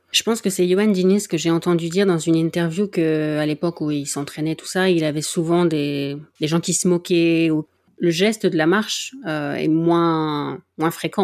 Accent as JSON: {"language": "French", "area": "Nord", "region": "Hauts-de-France", "country": "France", "said": "j'étais du Nord"}